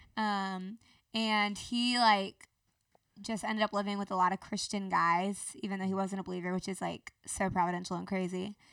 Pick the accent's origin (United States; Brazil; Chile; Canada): United States; Marietta, Georgia; also born or lived in Athens, Georgia; I was born in Athens, Georgia